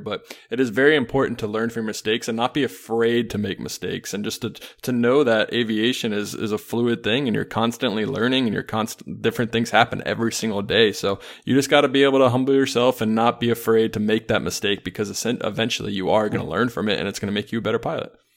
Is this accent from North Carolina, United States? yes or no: yes; Charlotte, North Carolina, United States; now in Illinois, United States; I grew up in Charlotte